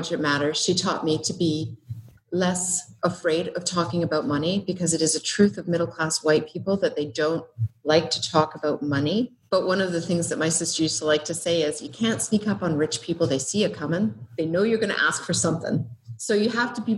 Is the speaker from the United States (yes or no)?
no; Treaty 7 land, western Canada, Alberta, Canada; moved away as an adult; now in Australia; I'm from Canada, I'm from Treaty 7 land in the west of Canada.